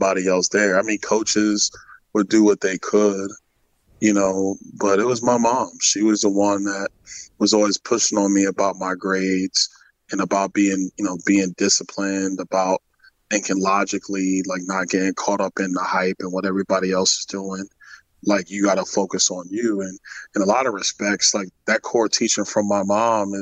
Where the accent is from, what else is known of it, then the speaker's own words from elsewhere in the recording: New York City, New York, United States; moved away as an adult; also born or lived in Tallahassee, Florida; now in Florida, United States; I grew up in Crown Heights